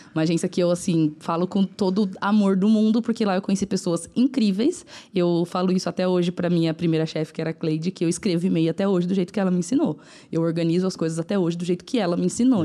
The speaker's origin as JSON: {"language": "Portuguese", "region": "São Paulo", "country": "Brazil", "said": "onde eu moro ainda, é. que é no Cangaíba, na zona leste de São Paulo"}